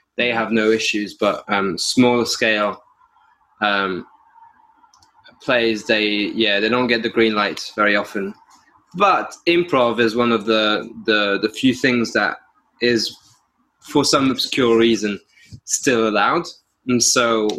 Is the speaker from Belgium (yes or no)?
yes; Brussels, Belgium; also born or lived in France; I grew up in, I want to say, three places. I grew up in Belgium, in Brussels. And then my parents tried to move down to the southwest of France.